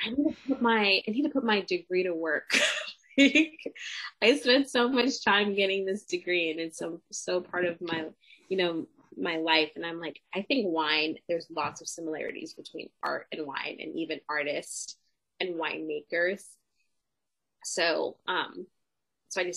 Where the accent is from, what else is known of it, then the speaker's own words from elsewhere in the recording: Los Angeles, California, United States; I grew up in Los Angeles